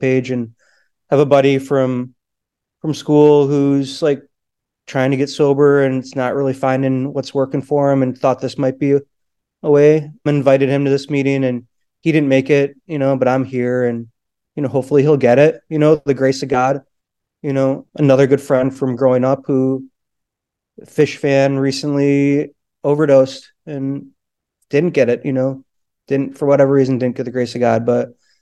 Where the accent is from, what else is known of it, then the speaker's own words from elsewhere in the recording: Midwest, United States; now in Philadelphia, United States; I'm not from Philly, but I actually am in Philly, city limits, grad hospital. I can pronounce Schuylkill, but I am from the Midwest, originally